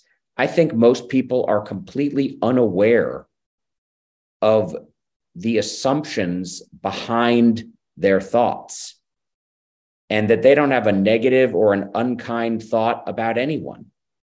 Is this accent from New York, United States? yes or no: yes; New York City, New York, United States; moved away as an adult; now in Dallas, United States; I'm a Jewish kid from Brooklyn, right? I was raised in the Democratic Party.